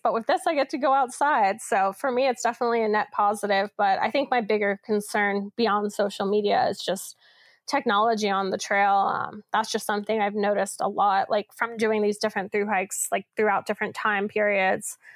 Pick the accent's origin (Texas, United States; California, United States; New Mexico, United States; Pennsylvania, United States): Pennsylvania, United States; Philadelphia; I grew up in Center City, Philadelphia